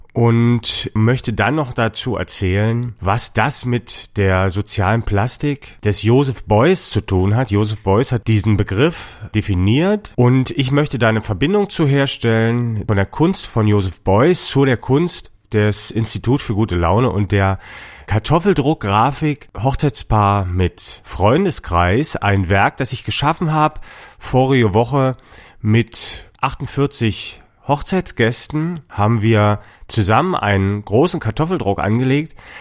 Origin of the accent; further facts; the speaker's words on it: Dresden, Saxony, Germany; ich komme aus Dresden